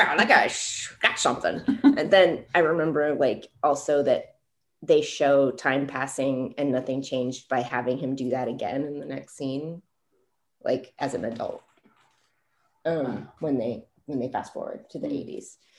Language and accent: English; California, United States; I grew up in California